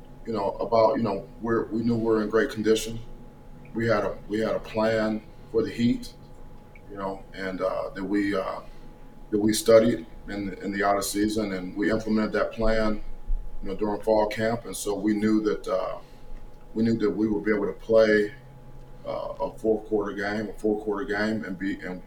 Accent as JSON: {"language": "English", "town": "Cleveland", "region": "Ohio", "country": "United States", "tie": "born or raised there", "said": "my hometown, Cleveland, Ohio"}